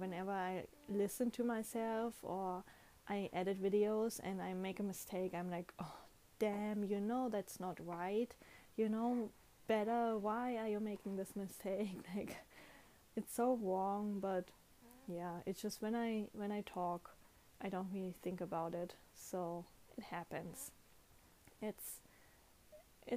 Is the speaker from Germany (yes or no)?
yes; Germany; first language German; English is a second language; moved away as an adult; now in Japan